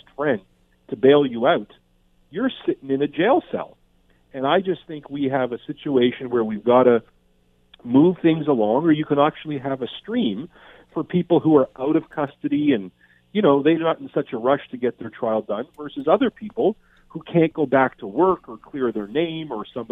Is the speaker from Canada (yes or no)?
yes; Canada; a Canadian criminal defense lawyer